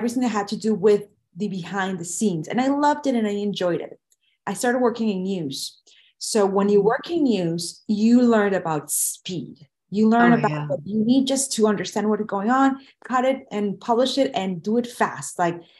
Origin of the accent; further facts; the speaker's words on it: Venezuela; moved away as an adult; now in United States; I graduated from college and where I was born in Venezuela